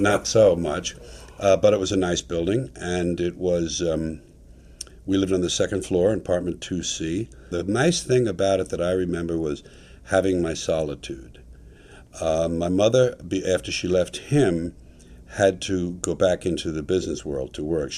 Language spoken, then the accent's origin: English; New York City, New York, United States; moved away as an adult; now in California, United States; I was born in Manhattan, New York City, New York County, New York State. Born there and raised there